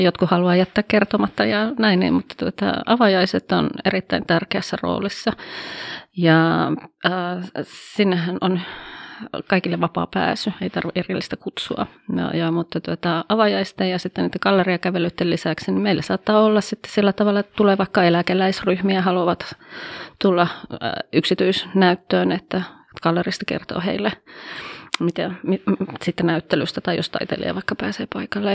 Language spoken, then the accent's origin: Finnish; Oulu, North Ostrobothnia, Finland; also born or lived in Haukipudas, Finland / Coventry, England; Täältä olen kotoisin